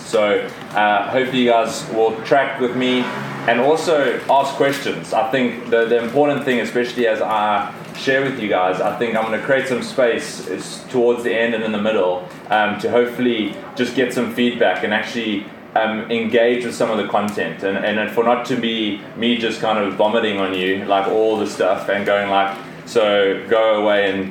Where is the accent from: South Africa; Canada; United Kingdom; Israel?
South Africa; moved away as an adult; I came from South Africa. I grew up in South Africa. All my family is still in South Africa